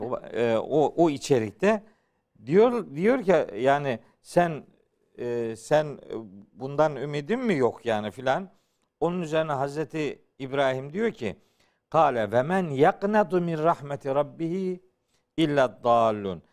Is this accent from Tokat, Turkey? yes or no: no; Uzungöl, Trabzon, Turkey; Trabzon'un Uzun Göl diye bir beldesi var. Hı hı. Belde az şimdi mahalle olarak geçiyor. Ee, ben oralıyım.